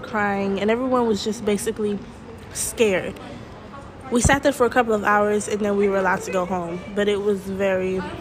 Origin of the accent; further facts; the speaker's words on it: Atlanta, Georgia, United States; now in Kuwait; I'm a senior at ASK in Kuwait. I'm from Atlanta, Georgia